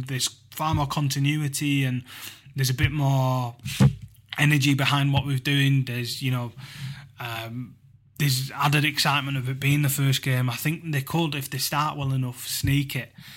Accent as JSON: {"language": "English", "town": "Huddersfield", "region": "Yorkshire and the Humber", "country": "United Kingdom", "tie": "born or raised there", "said": "This is my hometown"}